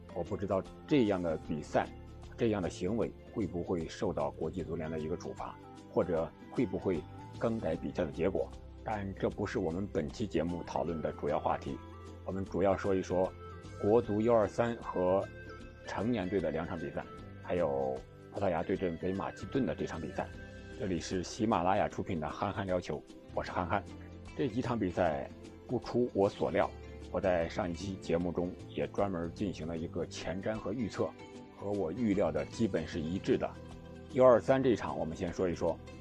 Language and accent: Chinese; China; 我们作为中国人，作为中国的球迷